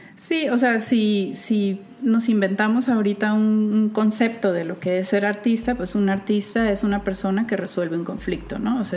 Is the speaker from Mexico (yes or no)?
yes; Culiacán, Sinaloa, Mexico; moved away; Soy de Culiacán. Vengo muy orgullosa de mi estado y su capital